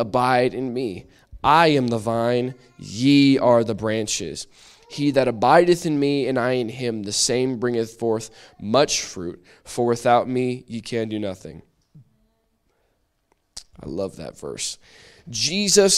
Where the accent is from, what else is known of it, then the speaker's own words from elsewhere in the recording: New Britain, Connecticut, United States; also born or lived in Minnesota; I live in New Britain. I have been here all my life, practically. I was born in Minnesota, but I've been in New Britain practically the rest of my life